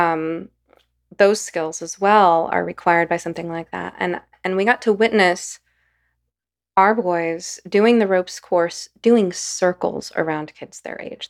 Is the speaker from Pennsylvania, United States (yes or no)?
no; Los Angeles, California, United States; I came from Los Angeles from a, a working class, mixed race neighborhood